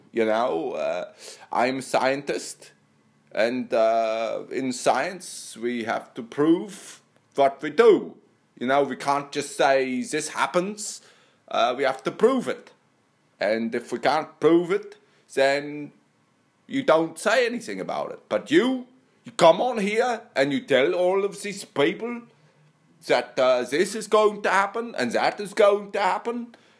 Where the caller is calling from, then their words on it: Australia; No, I'm calling from Australia.